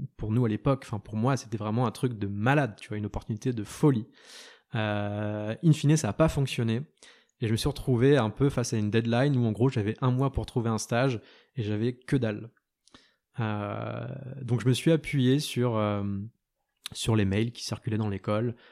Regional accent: Lorient, Brittany, France; en, Bretagne, donc du côté de Lorient, là où j'ai grandi

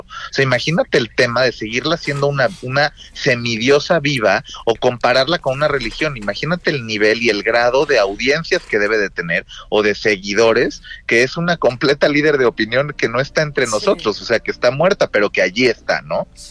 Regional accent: Mexico; nosotros como mexicanos

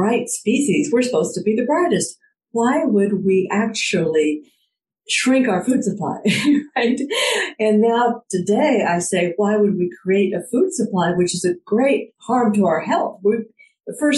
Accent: Fort Worth, Texas, United States; also born or lived in Pendleton, Oregon; I grew up in Cowtown, Fort Worth, Texas

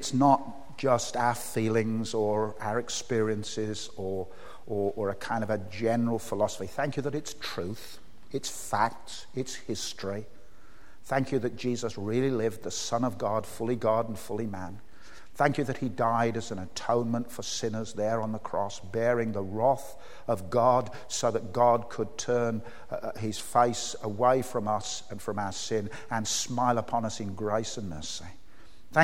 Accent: Birmingham, West Midlands, United Kingdom; moved away; I came from Birmingham?

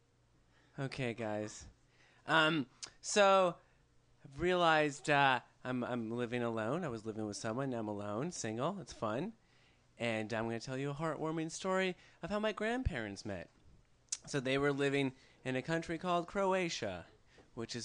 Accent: Calgary, Alberta, Canada; I'm from Calgary

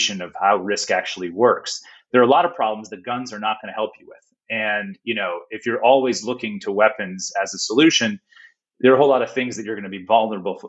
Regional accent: United States; moved away as an adult; now in Australia; as an American

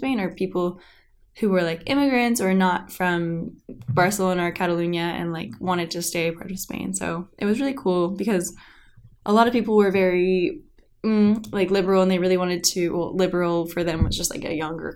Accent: Carmel, California, United States; I'm from Carmel, it's a pretty small place

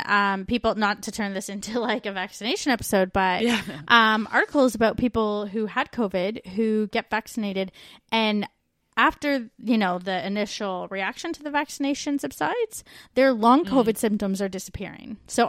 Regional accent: Canada; moved away as an adult

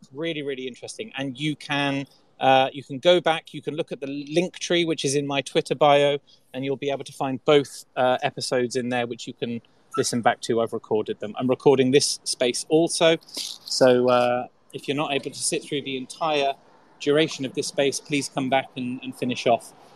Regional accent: Salisbury, South West England, United Kingdom; I'm a southerner. I'm a I'm from Salisbury in England.

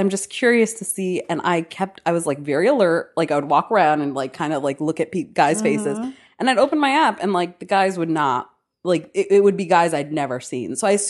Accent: New York City, New York, United States; It was like a girl I grew up in New York City.

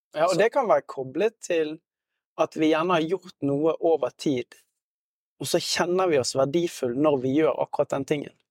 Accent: Norway; vi er veldig selvstendige som, som nordmenn

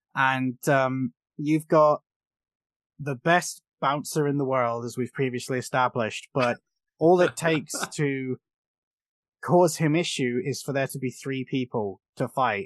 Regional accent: United Kingdom; as a British fool

